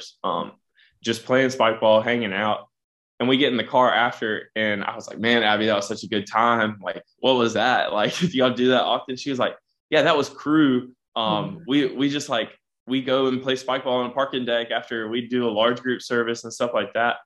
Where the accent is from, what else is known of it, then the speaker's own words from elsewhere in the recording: Smithfield, United States; we're both from Smithfield